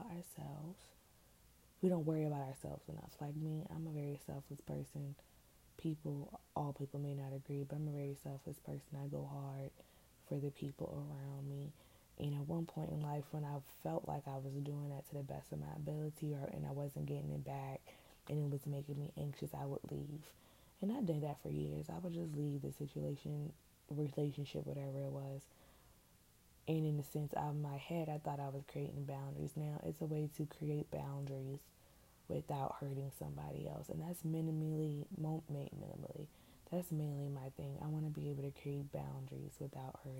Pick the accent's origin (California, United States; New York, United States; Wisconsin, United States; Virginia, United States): Virginia, United States; Richmond; now in Hampton Roads, United States; I'm from Richmond, Virginia. But I don't live there right now. I live in the 757